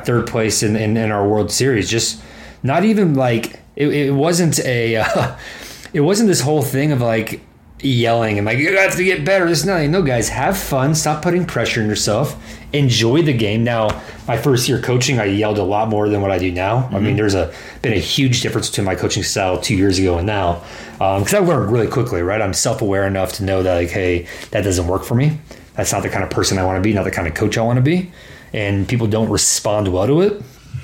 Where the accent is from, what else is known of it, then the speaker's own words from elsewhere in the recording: Dallas, Texas, United States; also born or lived in Arizona; I'm born and raised in Dallas